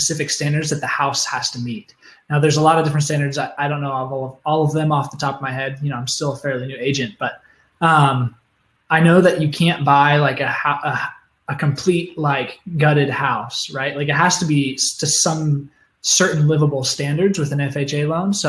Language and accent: English; Oregon, United States; moved away as an adult; now in Phoenix, United States; I grew up in Oregon